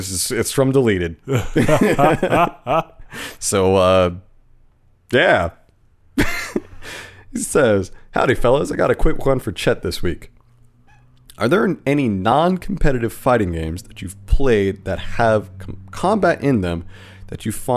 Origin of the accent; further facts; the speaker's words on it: Southern California, United States; I grew up in Southern California